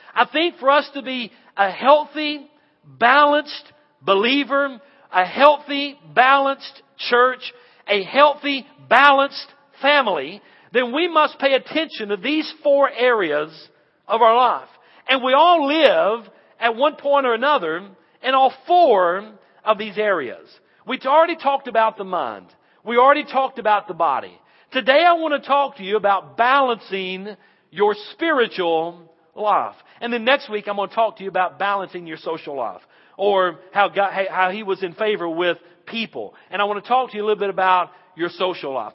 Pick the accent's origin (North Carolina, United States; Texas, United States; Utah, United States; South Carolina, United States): North Carolina, United States; Western; I'm from Western North Carolina